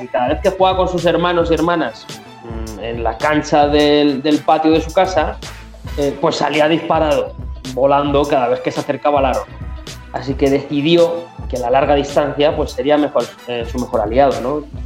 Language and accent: Spanish; Community of Madrid, Spain; nosotros somos cuatro chavales de la Comunidad de Madrid